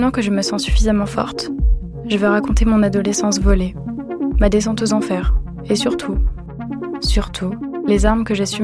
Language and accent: French; Vendée, Pays de la Loire, France; also born or lived in Nantes; J'ai grandi en Vendée.